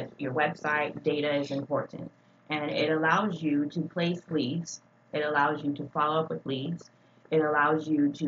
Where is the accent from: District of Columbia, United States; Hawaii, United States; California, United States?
Hawaii, United States; moved away as an adult; now in Dallas, United States; I'm originally from Hawaii. I've been in Dallas for 14 years